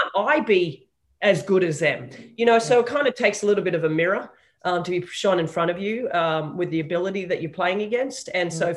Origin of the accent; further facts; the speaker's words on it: Sydney, New South Wales, Australia; I was raised in Sydney